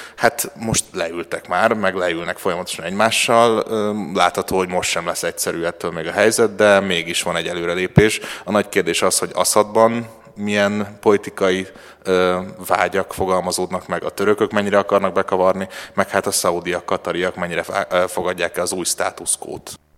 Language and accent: Hungarian; Hungary; a magyar útlevelem tanulsága szerint magyar vagyok